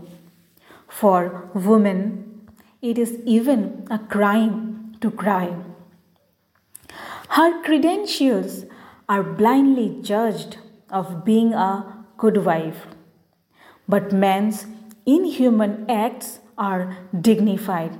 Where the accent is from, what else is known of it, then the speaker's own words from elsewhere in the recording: Margherita, Assam, India; as I am from India, so my accent is not like British or American English.